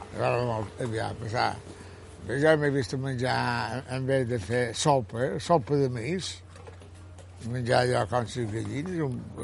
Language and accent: Catalan; Colònia de Sant Jordi, Balearic Islands, Spain; also born or lived in Palma; i ja l'any vaig venir aquí, i tota la vida he viscut aquí